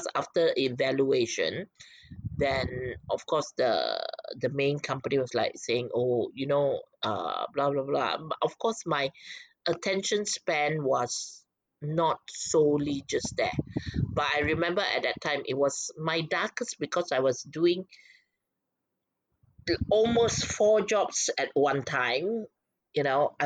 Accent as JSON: {"language": "English", "country": "Malaysia", "said": "Malaysia is home, so it's my people"}